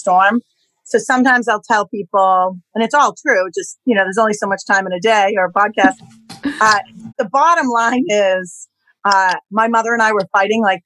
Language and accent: English; Waltham, Massachusetts, United States; Waltham, Mass. Yeah, I'm a Boston-based girl.